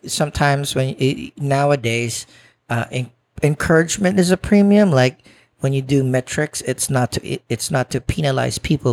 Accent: Philippines; now in New York, United States; I grew up in the Philippines where courting is a real thing

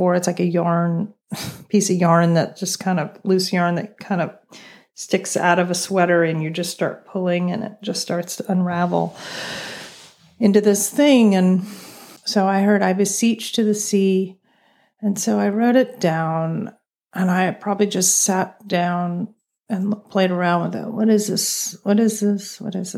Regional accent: Southern Virginia, United States; growing up in Southern Virginia

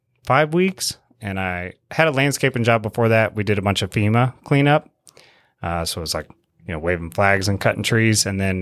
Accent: Mississippi, United States; moved away; I told him I was from Mississippi and I'd moved up here after Hurricane Katrina.

